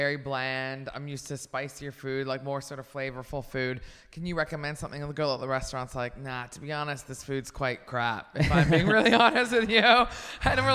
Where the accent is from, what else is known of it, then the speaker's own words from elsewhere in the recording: Canada; moved away; I'm Canadian